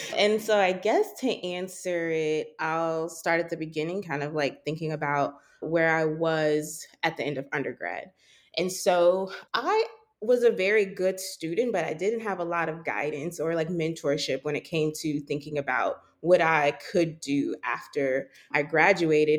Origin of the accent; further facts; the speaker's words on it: Charlotte, North Carolina, United States; moved away as an adult; also born or lived in New York City; I grew up in Charlotte, North Carolina